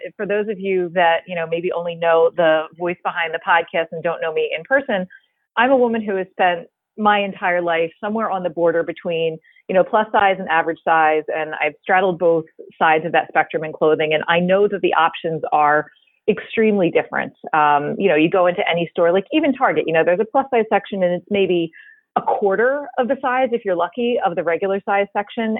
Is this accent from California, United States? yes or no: no; Philadelphia, Pennsylvania, United States; two ladies from the Philadelphia area, born and raised-ish